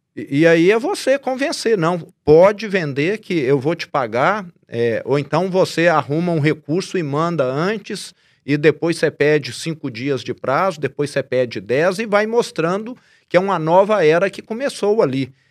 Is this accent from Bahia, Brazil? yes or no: no; Araxá, Minas Gerais, Brazil; accent: sotaque meio carregado (interior of Minas Gerais); eu tenho um sotaque meio carregado, né, de conviver com esse pessoal